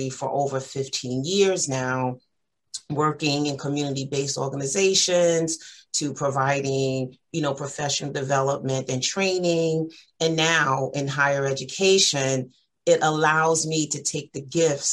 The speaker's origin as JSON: {"language": "English", "town": "New York City", "region": "New York", "country": "United States", "tie": "born or raised there", "said": "I reside in Far Rockaway, Queens, born and raised and still live there"}